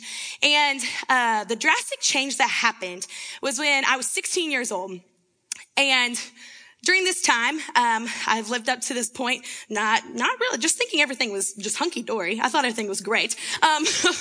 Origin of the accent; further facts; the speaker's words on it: Winchester, Tennessee, United States; moved away as an adult; now in Seattle, United States; I'm actually from Winchester, Tennessee